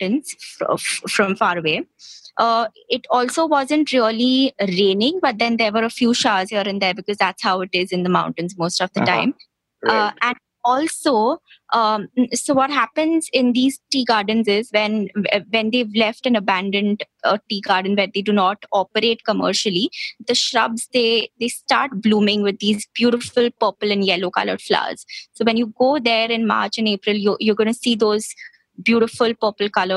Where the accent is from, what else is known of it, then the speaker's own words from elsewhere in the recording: Mumbai, Maharashtra, India; also born or lived in Goa; Born and brought up in Mumbai, but a native of Goa.